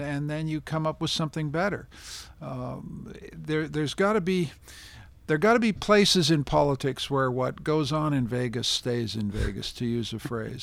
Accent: Canada; being a Canadian

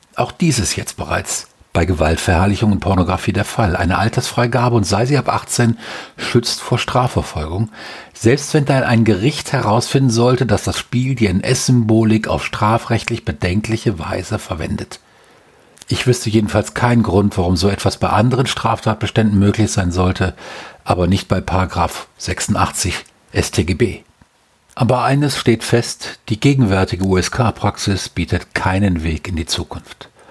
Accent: Germany; als Deutscher

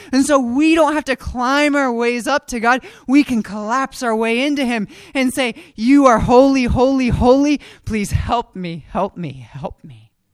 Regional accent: Frederick, Maryland, United States; I grew up in Frederick

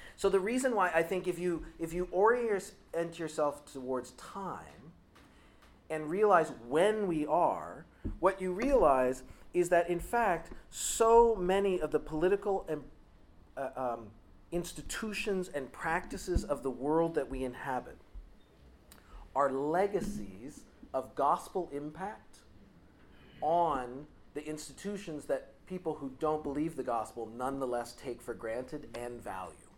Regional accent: United States; I come from the United States

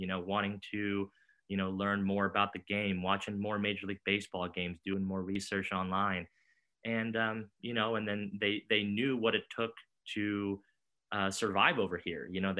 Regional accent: Kansas City, Missouri, United States; Kansas City, which is my hometown

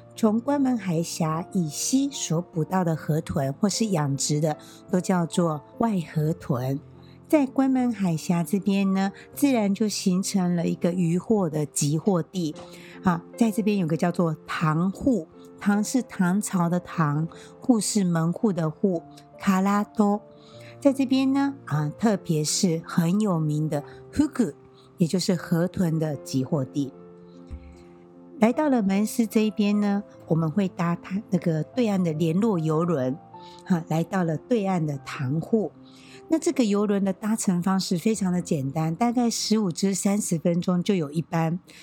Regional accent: Taiwan; 身为台湾人

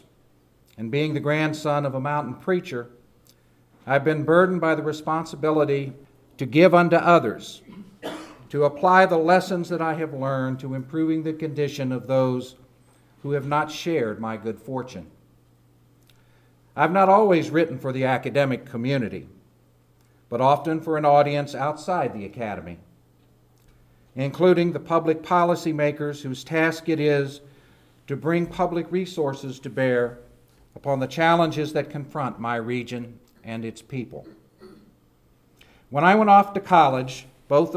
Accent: Appalachia, United States; a first-generation college graduate from the mountains

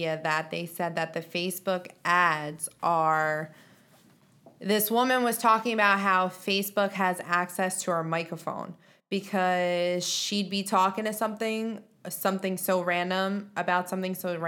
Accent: New York, United States; the way that I talk because I'm from New York

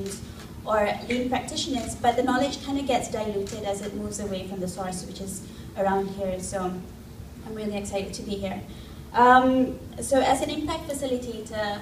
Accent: Malaysia; from Malaysia

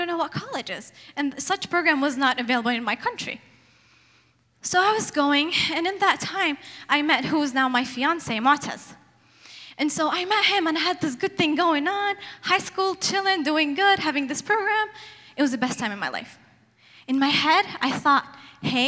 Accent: Yemen; now in Portland, United States; I come from Yemen, Middle East, very male-dominant society.

